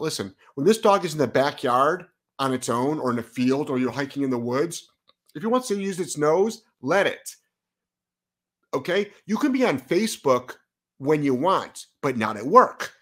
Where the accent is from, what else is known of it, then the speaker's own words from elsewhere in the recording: Lyndhurst, Ohio, United States; moved away as an adult; now in Providence, United States; I'm from Ohio